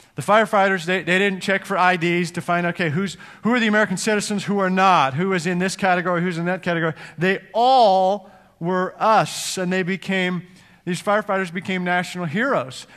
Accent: Edmonton, Alberta, Canada; moved away as an adult; also born or lived in Cincinnati, United States; now in United States; my home, uh, my hometown in Edmonton, Canada

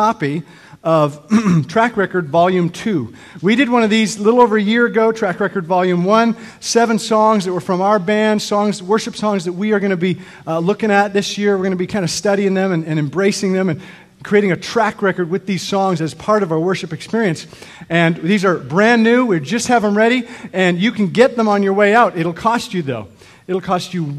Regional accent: Canada; I grew up in Canada

